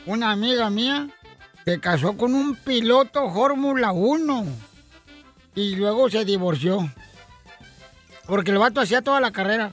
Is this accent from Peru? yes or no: no; Ocotlán, Jalisco, Mexico; soy de Ocotlán, Jalisco